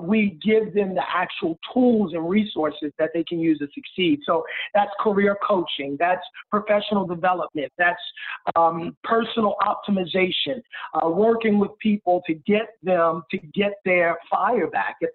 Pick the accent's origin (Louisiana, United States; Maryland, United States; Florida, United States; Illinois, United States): Maryland, United States; Baltimore; I grew up in Baltimore